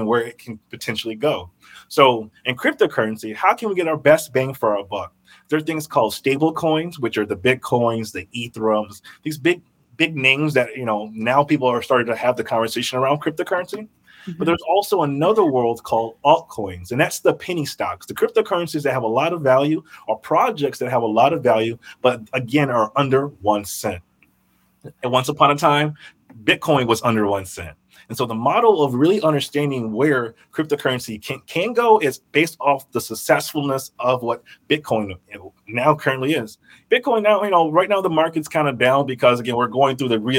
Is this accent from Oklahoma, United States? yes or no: no; Burnsville, Minnesota, United States; also born or lived in Memphis, Tennessee; I grew up in Burnsville, Minnesota.